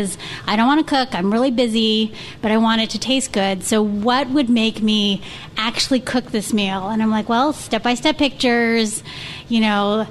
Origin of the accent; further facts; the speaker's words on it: San Francisco Bay Area, California, United States; moved away; growing up in the San Francisco Bay Area